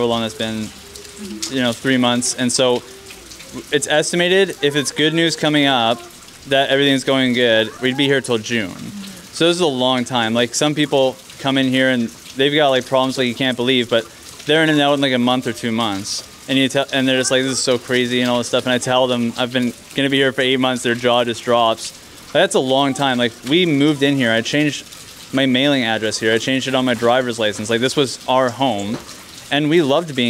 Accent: Kelowna, British Columbia, Canada; We're from Kelowna.

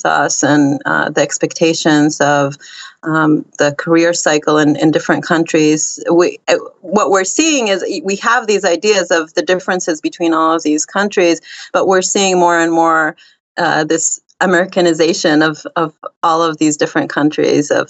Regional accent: Israel; I'm from Israel

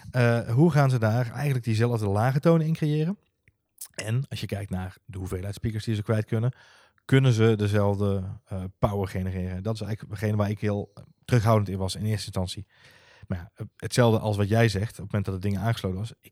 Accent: North Brabant, Netherlands; accent: Brabantian; blijft het feit overeind staan dat Siri nog steeds moeite heeft met mijn Brabantse tongval.

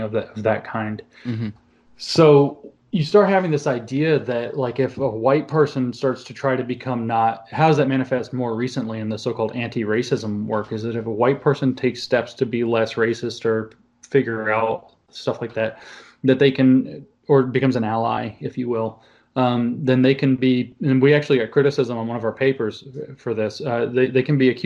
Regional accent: Southeast, United States; I grew up in the Southeast

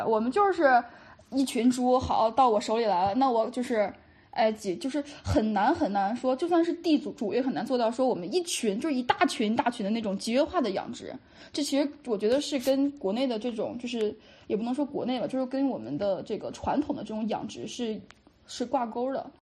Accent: China; 我们本身中国的这种所，就是接触，接受的传统教育

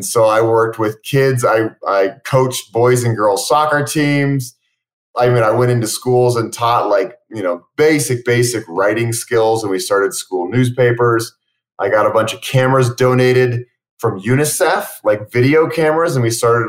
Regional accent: Boulder, Colorado, United States; I grew up in Boulder, single mom, four kids.

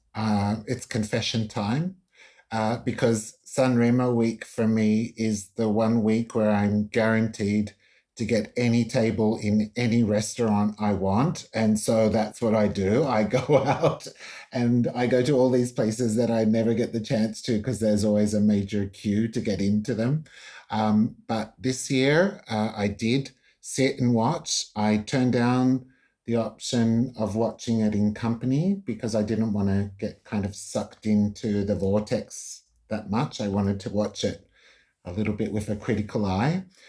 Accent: Australia; I'm Italo Australian

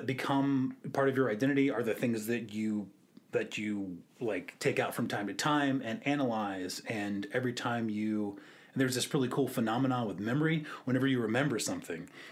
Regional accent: Virginia Beach, Virginia, United States; moved away as an adult; also born or lived in Austin; now in Richmond, United States; I am from Virginia Beach

